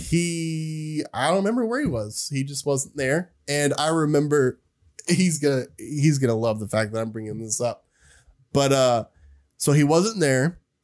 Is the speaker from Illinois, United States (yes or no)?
no; Oak Ridge, Tennessee, United States; I'm from Oak Ridge, which is a smaller town than Knoxville.